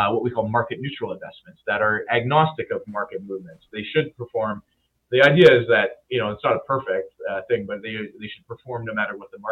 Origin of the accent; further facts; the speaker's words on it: Winnipeg, Manitoba, Canada; I'm from Winnipeg